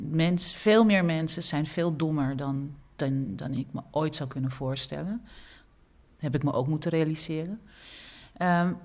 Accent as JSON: {"language": "Dutch", "country": "Suriname", "said": "als Surinamer nadenken, heb ik ook zulke automatismes in me? Ja, dat heb ik ook. Als een andere Surinamer op mij afstapt"}